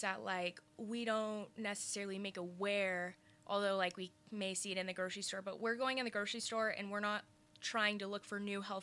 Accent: College Station, Texas, United States; also born or lived in Albuquerque, New Mexico; I came here when I was 2 years old.

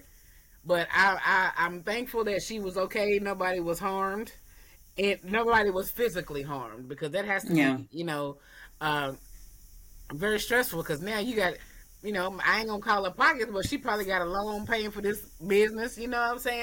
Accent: Murfreesboro, Tennessee, United States; moved away; also born or lived in Durham, North Carolina; I'm from Murfreesboro, so when I moved to Durham, North Carolina

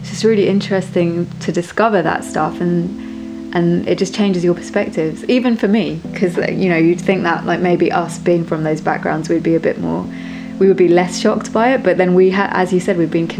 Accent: London, United Kingdom; I grew up in London, born and bred

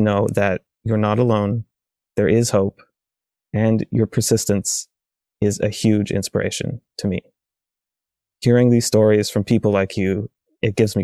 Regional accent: Canada; I'm an atheist from Canada.

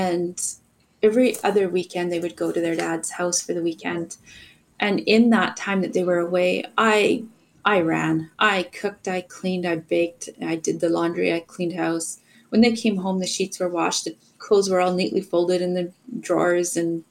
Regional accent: Alberta, Canada; also grew up in Alberta

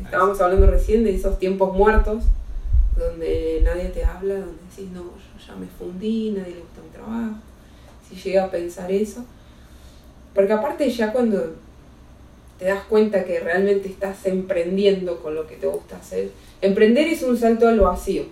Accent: Neuquén, Argentina; now in Mexico; allá en Neuquén, de donde soy oriunda

